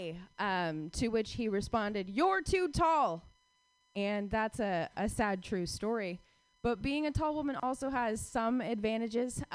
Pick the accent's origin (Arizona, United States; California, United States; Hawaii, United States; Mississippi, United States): Arizona, United States; Phoenix; now in Bay Area, United States; I grew up in Phoenix, Arizona